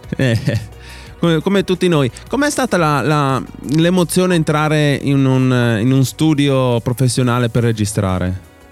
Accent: Upper Carnia, Friuli-Venezia Giulia, Italy; noi siamo dell'Alta Carnia, Alto Friuli

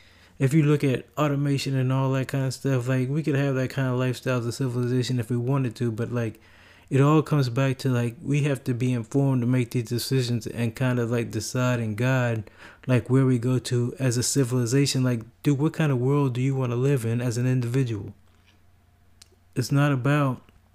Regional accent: United States; as an American, in the United States

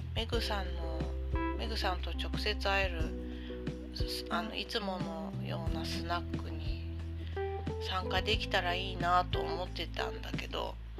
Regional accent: Sendai, Miyagi, Japan; now in Kanto, Japan; 私今関東に住んでるけど出身は仙台市なの

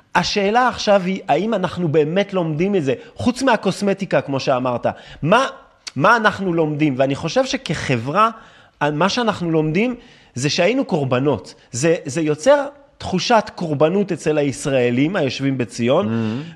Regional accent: France; accent: French; Hebrew is a second language; now in Israel; אני גדלתי בצרפת

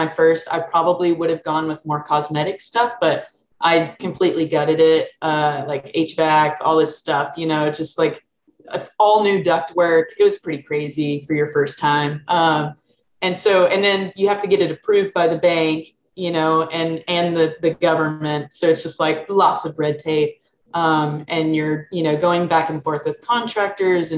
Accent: Sherrill, Arkansas, United States; moved away as an adult; now in San Francisco Bay Area, United States; I'm from Arkansas, a really small town called Sherrill, 126 population

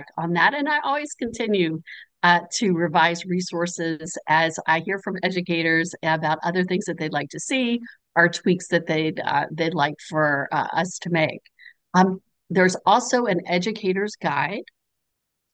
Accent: the South, United States; as a Southerner

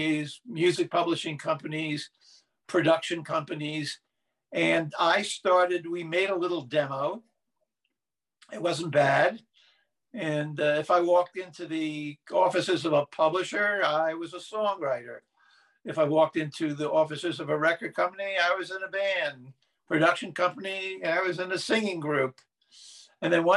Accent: New Jersey, United States; also born or lived in Los Angeles; now in Joshua Tree, United States; I grew up in New Jersey, so I listened to New York stations

